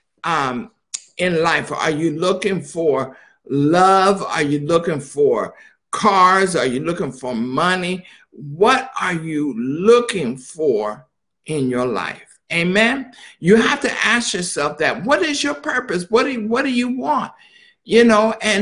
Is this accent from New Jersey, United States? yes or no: no; Philadelphia, Pennsylvania, United States; Now, I was born in Philadelphia